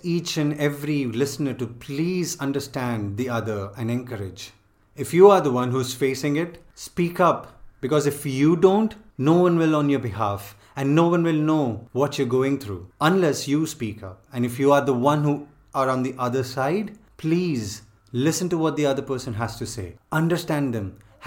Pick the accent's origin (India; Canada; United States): India; priding ourselves for being an Indian